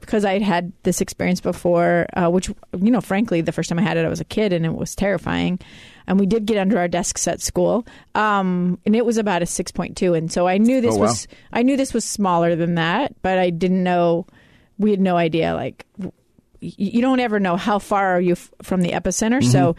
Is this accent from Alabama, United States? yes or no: no; Alaska, United States; Well, I grew up in Alaska, so I had experienced it before.